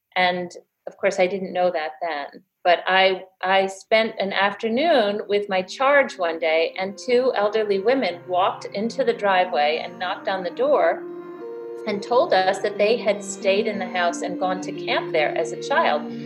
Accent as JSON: {"language": "English", "town": "Tivoli", "region": "New York", "country": "United States", "tie": "born or raised there", "said": "I also grew up in the area. I grew up in Tivoli, so I've had a long, long history with the area"}